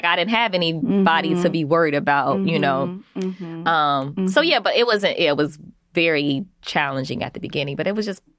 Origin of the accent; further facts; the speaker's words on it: Omaha, Nebraska, United States; born there; So, but I'm born I was born in Omaha, Nebraska.